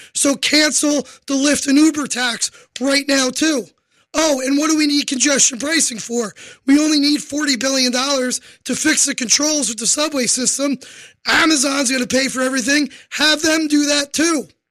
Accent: New York City, New York, United States; I am a New Yorker

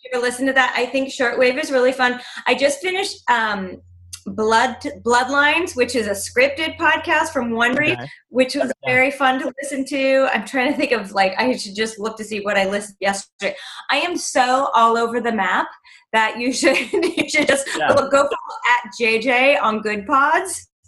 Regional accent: Los Angeles, California, United States; moved away as an adult; now in New York, United States; I grew up

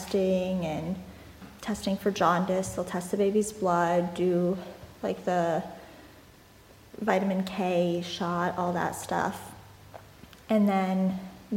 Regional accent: Massachusetts, United States; moved away; I was born in Massachusetts

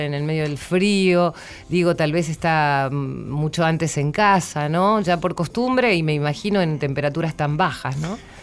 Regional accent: San Antonio de Areco, Buenos Aires Province, Argentina; yo soy de, de San Antonio de Areco

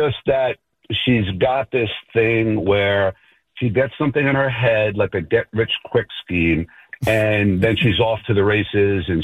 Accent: East Coast, United States; moved away; I grew up on the East Coast

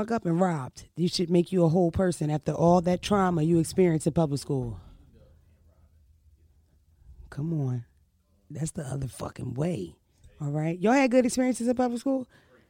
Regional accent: Washington, District of Columbia, United States; I'm from Berry Farms. Southeast. Shout out to D.C., Berry Farms, all that shit. The DMV.

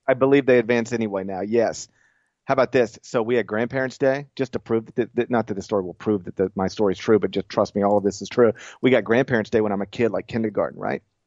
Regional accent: Memphis, Tennessee, United States; my hometown

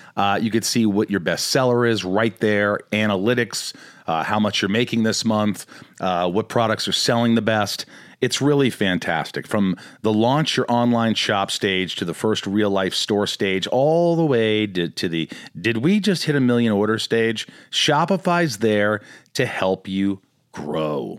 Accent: Newburgh, Indiana, United States; I grew up in a small town called Newburgh

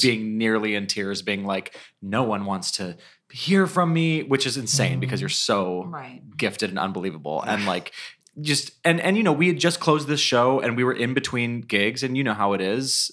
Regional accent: Cleveland, Ohio, United States; we grew up together in Cleveland, Ohio

